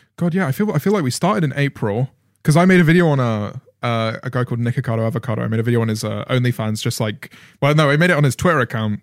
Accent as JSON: {"language": "English", "country": "United Kingdom", "said": "being a British commentator"}